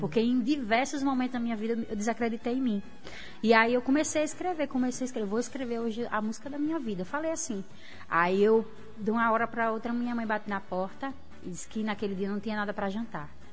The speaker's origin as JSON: {"language": "Portuguese", "town": "Natal", "region": "Rio Grande do Norte", "country": "Brazil", "tie": "born or raised there", "also_born_or_lived": "Areia Preta", "said": "Eu nasci e me criei no bairro de Mãe Luísa. Hoje eu moro em Areia Preta."}